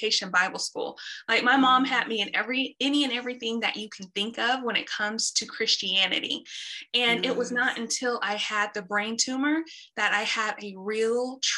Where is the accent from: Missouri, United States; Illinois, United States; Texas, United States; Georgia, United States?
Texas, United States; Dallas; I'm born and raised in Dallas, Texas